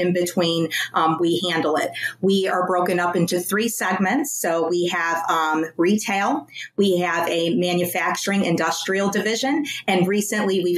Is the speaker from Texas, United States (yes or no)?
no; Chicago, Illinois, United States; I was born and raised on the South Side.